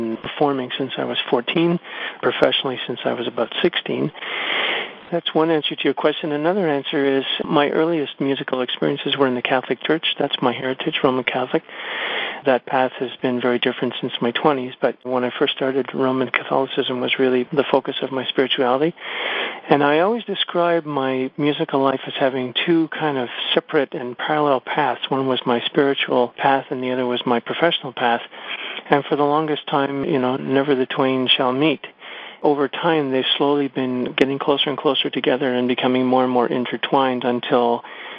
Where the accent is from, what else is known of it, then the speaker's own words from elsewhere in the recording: Montreal, Quebec, Canada; first language English; moved away as an adult; now in Vancouver, Canada; I grew up in Montreal